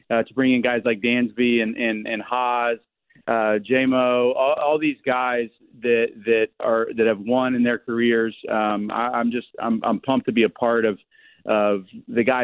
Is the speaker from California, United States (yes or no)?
no; Indianapolis, Indiana, United States; from Indianapolis. I live there. I was born and raised there.